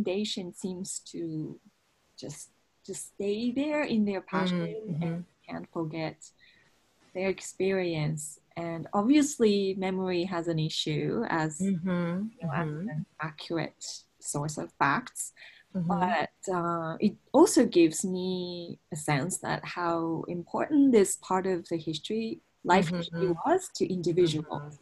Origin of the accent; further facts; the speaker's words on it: Japan; moved away as an adult; also born or lived in United States; I was from Japan and I was studying in the U.S.